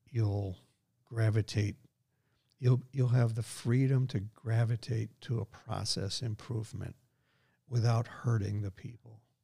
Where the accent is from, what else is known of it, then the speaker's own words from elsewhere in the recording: Scotland, United Kingdom; I am a Scot